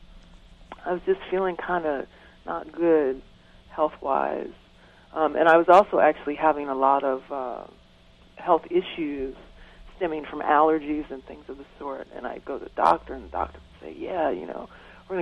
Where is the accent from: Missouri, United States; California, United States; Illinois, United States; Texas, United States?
Illinois, United States; Chicago; I'm also from Chicago, and Chicago has a really strong jazz and also creative music tradition